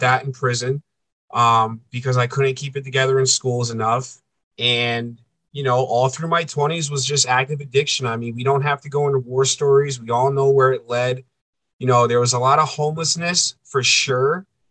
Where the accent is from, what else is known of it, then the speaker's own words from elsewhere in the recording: East Coast, United States; moved away as an adult; now in central United States; I'm a coastal boy. I grew up on the East Coast. I'm living in the middle of the freaking country